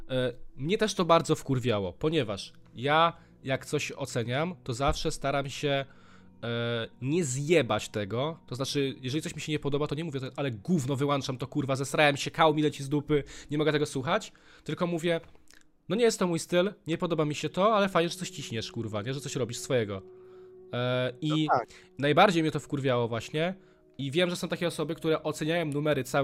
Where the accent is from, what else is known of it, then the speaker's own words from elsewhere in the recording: Warsaw, Masovian Voivodeship, Poland; jesteśmy z Warszawki